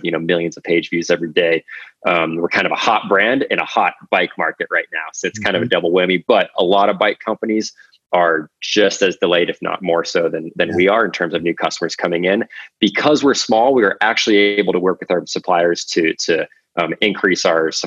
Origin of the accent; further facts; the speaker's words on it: Alaska, United States; moved away as an adult; also born or lived in Colorado Springs, Colorado / Utah; now in Carbondale, United States; I grew up in Alaska, went to school at Colorado College